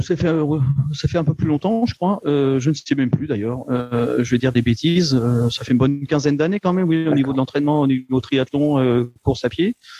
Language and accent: French; Le Havre, Normandy, France; now in Luxembourg; Je viens euh, du Havre